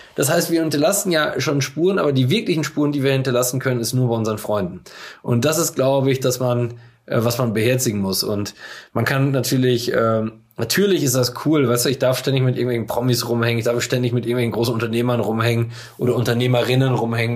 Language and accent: German; Coesfeld, North Rhine-Westphalia, Germany; ich sehe mich auch nicht als Coesfelder, ich sehe mich nicht als Münsterländer